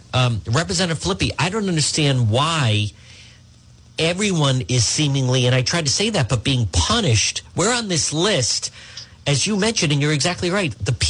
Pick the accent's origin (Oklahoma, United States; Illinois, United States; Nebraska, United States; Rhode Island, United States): Rhode Island, United States; moved away as an adult; also born or lived in New York; when I moved back to Rhode Island, I was surprised the focal point that Providence was, because I used to tell people that when I lived in New York, if someone heard I was from Rhode Island